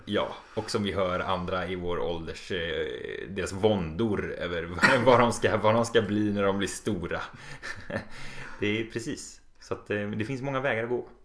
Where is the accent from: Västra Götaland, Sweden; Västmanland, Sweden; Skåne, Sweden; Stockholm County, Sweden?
Västra Götaland, Sweden; Borås; moved away; Jag kommer ursprungligen från Borås